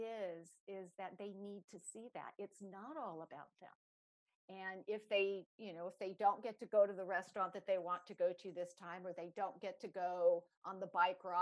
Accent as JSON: {"language": "English", "town": "Los Angeles", "region": "California", "country": "United States", "tie": "born or raised there", "said": "I grew up in Los Angeles"}